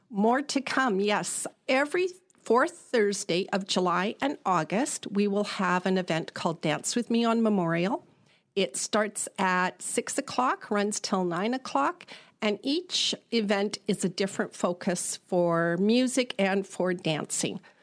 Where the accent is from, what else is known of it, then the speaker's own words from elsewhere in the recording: Prince George, British Columbia, Canada; also born or lived in Delta / Vancouver; now in Parksville, Canada; I grew up in Prince George